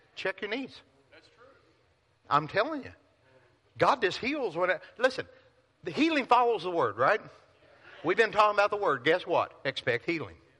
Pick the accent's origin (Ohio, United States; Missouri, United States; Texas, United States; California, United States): Missouri, United States; Pilot Knob; moved away; I grew up in Pilot Knob, Missouri. 532 people.